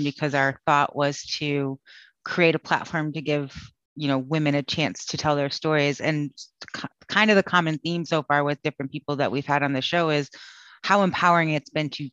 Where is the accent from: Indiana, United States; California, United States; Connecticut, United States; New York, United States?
Connecticut, United States; now in Austin, United States; I'm originally from Connecticut